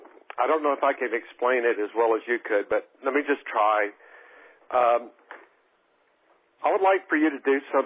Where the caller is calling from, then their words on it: Texas, United States; I'm calling from Texas.